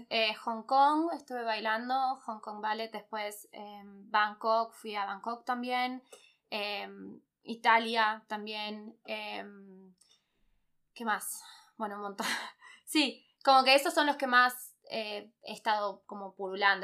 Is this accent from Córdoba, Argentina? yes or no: no; Buenos Aires, Argentina; moved away as an adult; now in Germany; Yo salí de Buenos Aires